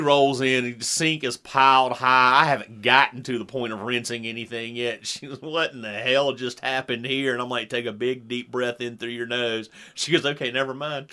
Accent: the South, United States; as a Southerner

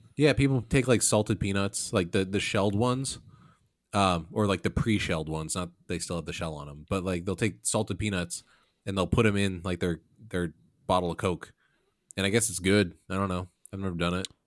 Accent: Illinois, United States; we're all from the Midwest, from Illinois

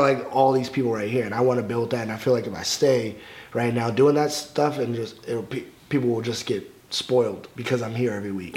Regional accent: Alexandria, Virginia, United States; growing up in Alexandria, Virginia, not a lot of people were watching wrestling

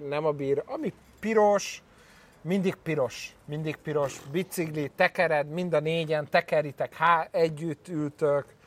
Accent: Hungary; Magyar vagyok

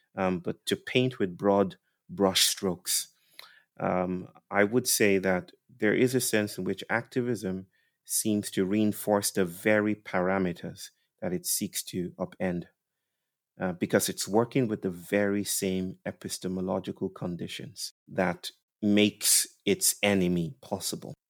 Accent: Nigeria; I was brought up in Christianized Nigeria

